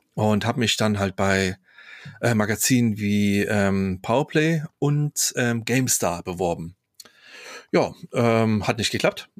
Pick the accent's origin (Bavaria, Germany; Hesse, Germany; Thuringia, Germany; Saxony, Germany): Saxony, Germany; Chemnitz; wo ich aufgewachsen bin, in Karl-Marx-Stadt